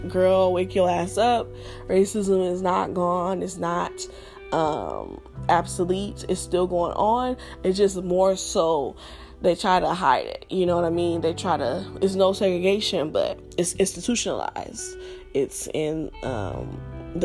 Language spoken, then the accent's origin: English; Los Angeles, California, United States; growing up in South Central